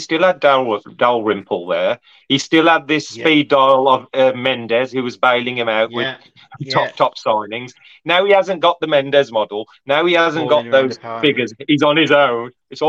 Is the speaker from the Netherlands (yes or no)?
no; India; I'm Indian, I am. Right, so India have got billion people as well.